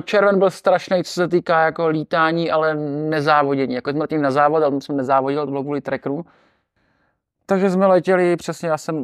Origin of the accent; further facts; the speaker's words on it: Czechia; říkám, že jsem z České republiky